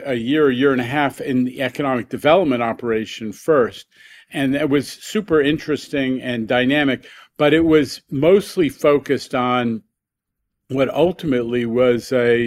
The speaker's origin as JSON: {"language": "English", "region": "New York", "country": "United States", "tie": "born or raised there", "said": "we had an amazing childhood and adolescence because of the independence that you have growing up in New York."}